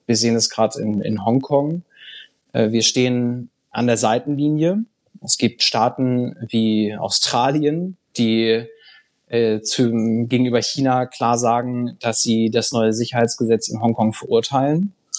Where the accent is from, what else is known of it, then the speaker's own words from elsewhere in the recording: Bad Bramstedt, Schleswig-Holstein, Germany; also born or lived in Brussels; diese Heimatstadt, meine Heimatstadt, ist das ein Tourismusort?